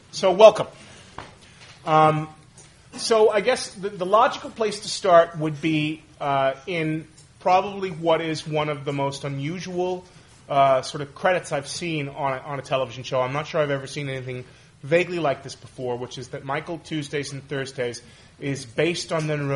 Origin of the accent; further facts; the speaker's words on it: Canada; Which, because we're all Canadian, that means a lot, right?